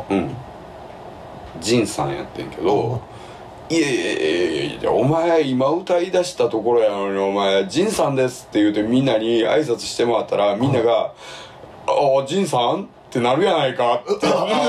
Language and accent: Japanese; Kinki, Japan; 近畿で育ってるから